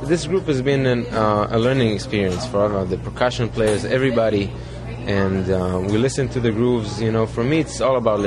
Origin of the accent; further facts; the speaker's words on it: Israel; growing up in Israel